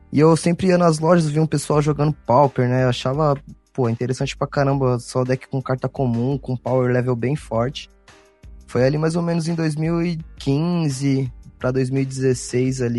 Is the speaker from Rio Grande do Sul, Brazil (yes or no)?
no; São Paulo, Brazil; sou aqui do, do, de São Paulo, sou do, do Ipiranga.